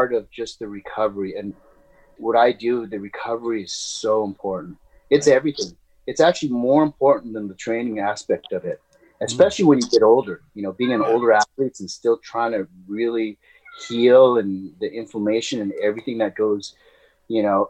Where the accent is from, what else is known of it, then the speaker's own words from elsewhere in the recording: Ventura, California, United States; I grew up in Ventura, California